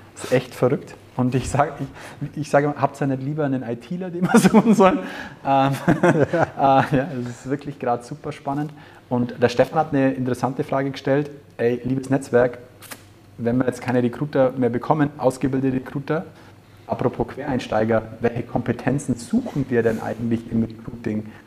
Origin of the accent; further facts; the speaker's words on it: Germany; bei uns in Deutschland